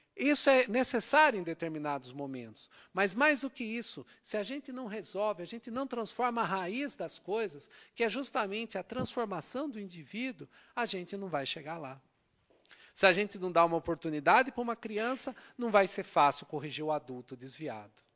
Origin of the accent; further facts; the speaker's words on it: Brazil; nascemos aqui no Brasil